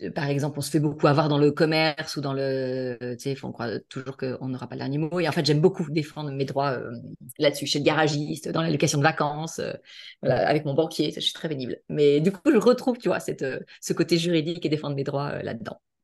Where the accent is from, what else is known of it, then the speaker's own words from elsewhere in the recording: La Baule, Pays de la Loire, France; now in Toulon, France; je suis originaire de, de La Baule, à côté de Nantes, donc euh, plus la Bretagne